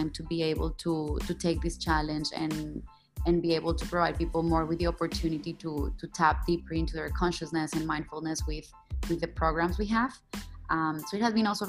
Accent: Colombia; now in Kuala Lumpur, Malaysia; I'm originally from Colombia, but I'm based in Kuala Lumpur in Malaysia

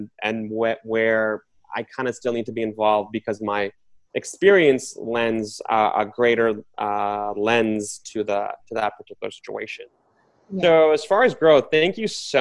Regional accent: New York City, New York, United States; I've grown up mostly in Queens

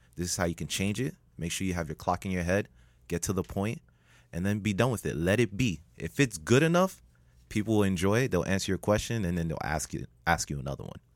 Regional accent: Miami, Florida, United States; I'm the only Miami native

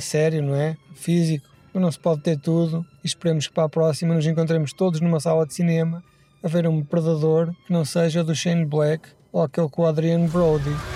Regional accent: Portugal; somos portugueses, não temos aquecimento

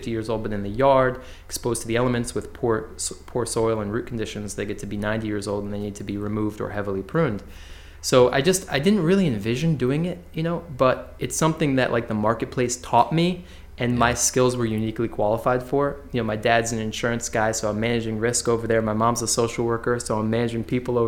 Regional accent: West Hartford, Connecticut, United States; I grew up in West Hartford, so working in the same town I grew up

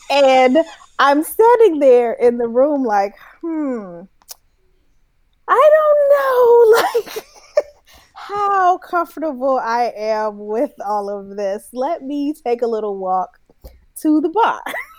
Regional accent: San Francisco, California, United States; Because, like, I'm from San Francisco, from the Bay, and we go to the gay club all the time, and it's fun, blah, blah, blah.

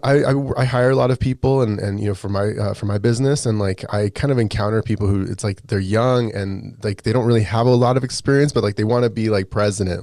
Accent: Las Vegas, Nevada, United States; I grew up in Vegas

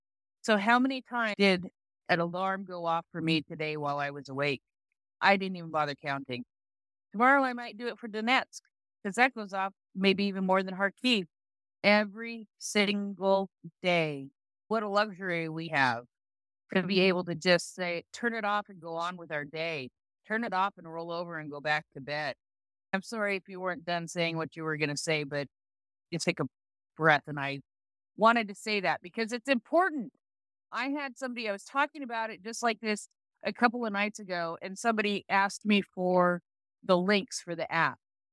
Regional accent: Canada

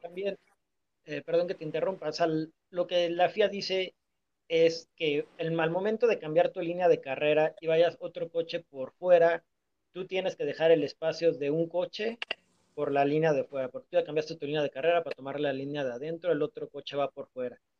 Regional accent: Mexico; como mexicanos

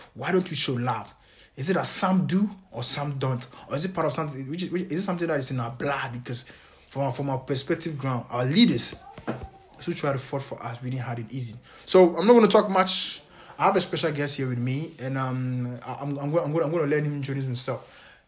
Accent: Ghana; I'm a Ghanaian

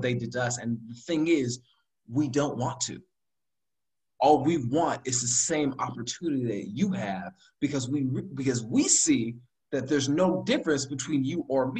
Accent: United States; we black Americans

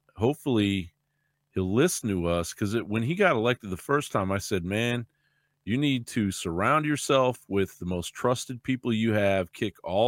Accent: Kentucky, United States; now in Texas, United States; when I grew up in Kentucky, I grew up in the South

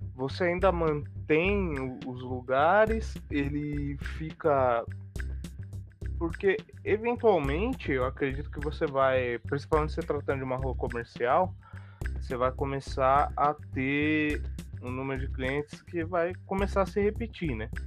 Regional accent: Santo André, São Paulo, Brazil; eu sou aqui de Santo André

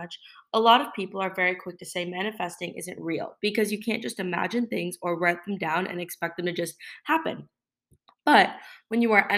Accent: South Florida, United States; I grew up in South Florida

